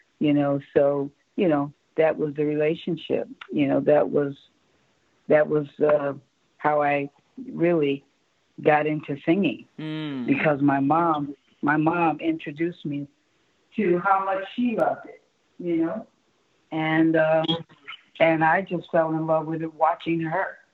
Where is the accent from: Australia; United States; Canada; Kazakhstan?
United States; Chicago, Illinois; moved away as an adult; I was born on the south side of Chicago, 60th and Peoria, which is no longer there